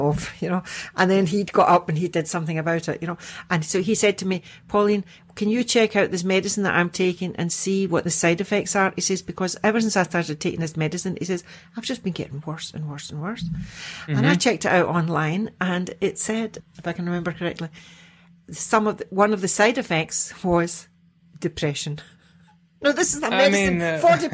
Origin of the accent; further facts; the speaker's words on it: Scotland, United Kingdom; I'm Scottish